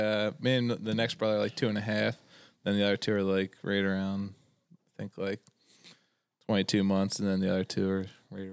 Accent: Skippack, Pennsylvania, United States; also born or lived in Williamsport, Pennsylvania; I grew up in a little town outside of Philadelphia, about 45 minutes, skip back

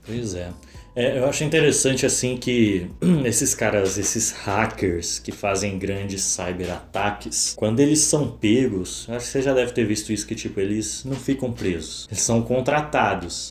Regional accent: São Paulo, Brazil; ativei mais uma conquista aí como paulistano

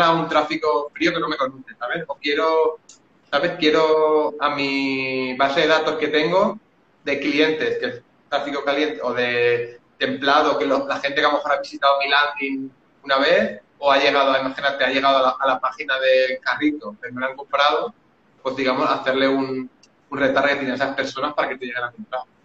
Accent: Valencia, Valencian Community, Spain; tengo 37 años, soy de Valencia

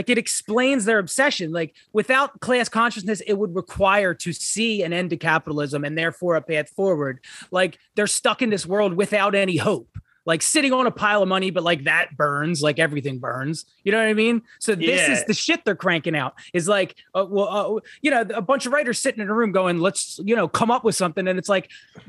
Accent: Ireland; Well, I'm Irish, as many of you know.

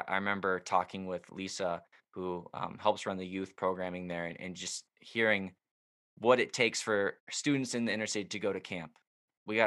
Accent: Oklahoma, United States; moved away as an adult; now in Waukesha, United States; I'm from Oklahoma, and so I wear that title proudly as the Oklahoman in the Wisconsin state

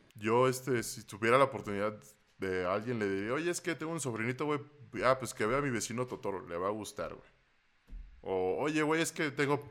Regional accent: Veracruz, Mexico; moved away; cuando vivía en Veracruz

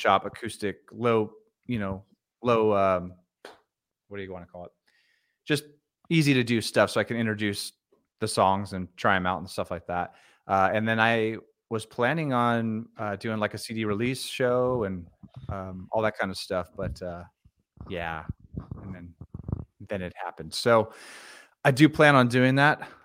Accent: Stockton, California, United States; also born or lived in Napa, California; now in Bakersfield, United States; I'm a California native, but I grew up in Stockton

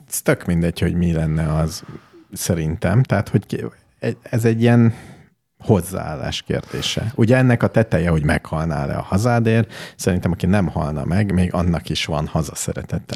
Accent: Hungary; magyar vagyok

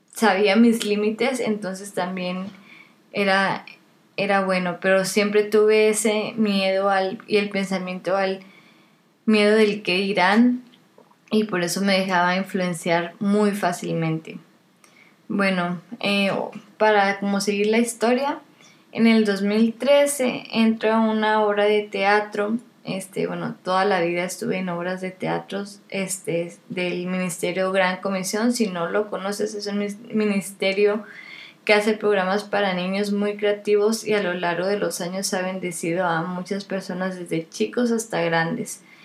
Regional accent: Monterrey, Nuevo León, Mexico; also born or lived in Kingsville, Texas; Casi toda mi vida he vivido aquí en Monterrey, excepto por tres años que estuve en Kingsville, Texas, y tres meses en Perú, en Lima, Perú.

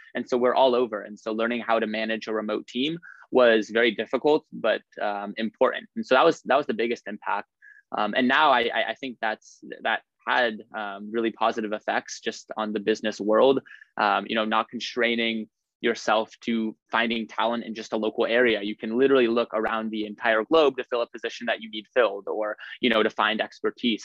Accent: Lincoln, Nebraska, United States; moved away as an adult; now in Stanford, United States; I'm from Lincoln, Nebraska. Uh, that's where I, I, grew up and went to high school

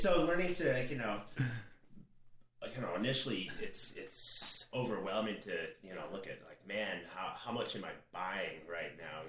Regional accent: Minneapolis, Minnesota, United States; moved away as an adult; also born or lived in North Dakota; now in Arizona, United States; I grew up in Minneapolis, then moved north

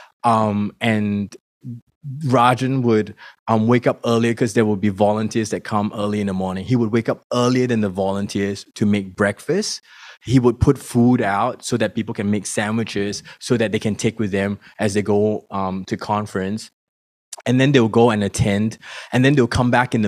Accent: Singapore; now in Melbourne, Australia; And I come from Singapore. My family is still in Singapore.

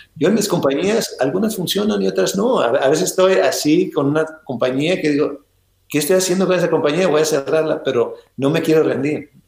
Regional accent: Ensenada, Baja California, Mexico; now in United States; en Ensenada, que es donde yo nací

